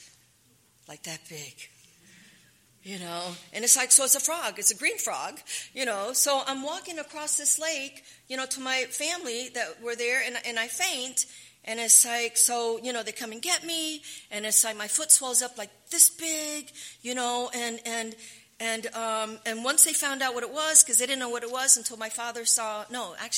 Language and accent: English; Panama; moved away; also born or lived in San Fernando; I was born in Panama.